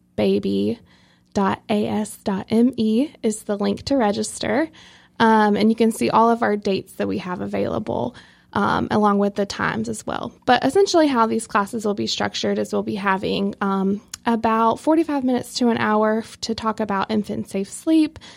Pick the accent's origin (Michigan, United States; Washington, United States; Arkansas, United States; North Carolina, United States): North Carolina, United States; Rocky Mount; also born or lived in Youngsville, North Carolina; I'm originally from Rocky Mount, um, which is, you know, very close to here. Um, but that's where I was born and raised.